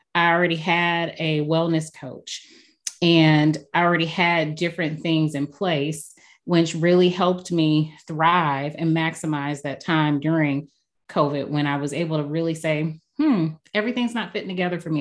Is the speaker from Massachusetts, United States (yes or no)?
no; St. Louis, Missouri, United States; I am been born and raised in St. Louis, Missouri